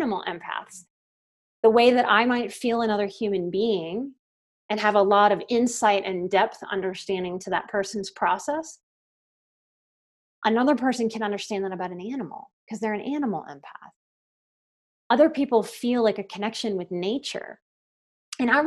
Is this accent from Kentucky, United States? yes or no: no; New Orleans, Louisiana, United States; I'm from New Orleans